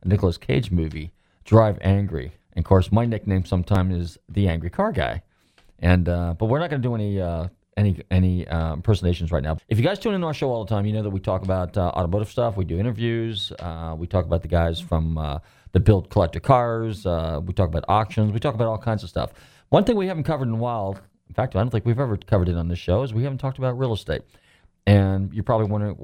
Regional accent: Marin County, Northern California, United States; I'm from Northern Cal, so I'm from Marin County.

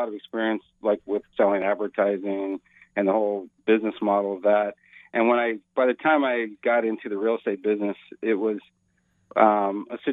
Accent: Burlingame, California, United States; also born or lived in Silicon Valley; I went to Burlingame High School in the peninsula there. So, yeah, I was a longtime resident of the Bay Area

